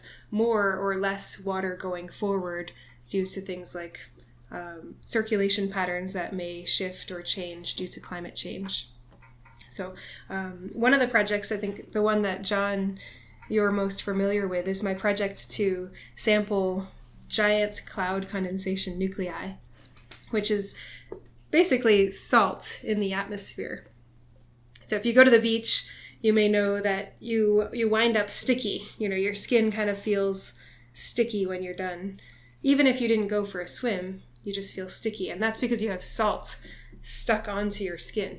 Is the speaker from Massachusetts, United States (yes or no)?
yes; south of Boston, Massachusetts, United States; moved away as an adult; now in Honolulu, United States; I grew up in Massachusetts originally, just south of Boston